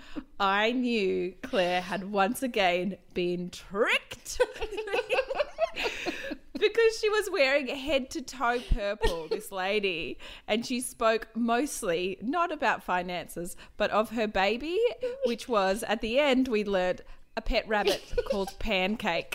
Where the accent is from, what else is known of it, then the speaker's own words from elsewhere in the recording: Wagga Wagga, New South Wales, Australia; now in Queensland, Australia; I am from Wagga